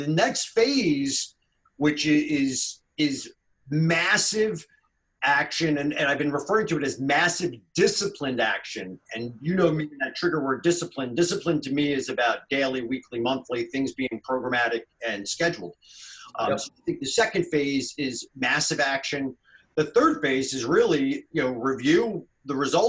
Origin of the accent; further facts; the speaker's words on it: Northeast, United States; now in North Carolina, United States; I grew up up there in the Northeast